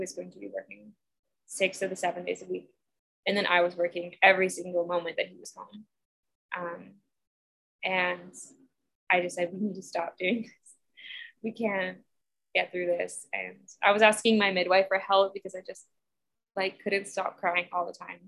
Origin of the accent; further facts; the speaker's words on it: United States; I'm from Washington, so I'm all pale and I have blue eyes